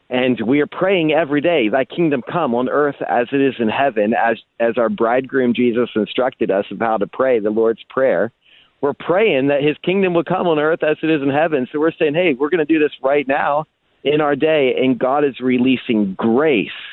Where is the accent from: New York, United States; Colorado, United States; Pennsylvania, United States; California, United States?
Pennsylvania, United States; i was once a farm kid in Pennsylvania